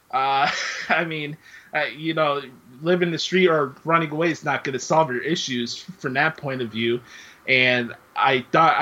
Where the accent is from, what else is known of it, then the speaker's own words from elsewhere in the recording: Chicago, Illinois, United States; I come from the city of Chicago. I'm from the Humble Park, Westtown area of Chicago